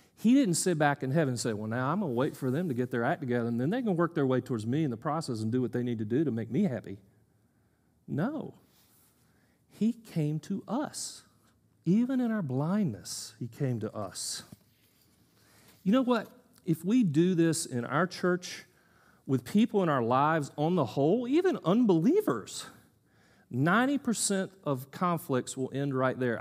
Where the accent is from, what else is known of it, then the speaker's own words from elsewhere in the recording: United States; I'm an American male, educated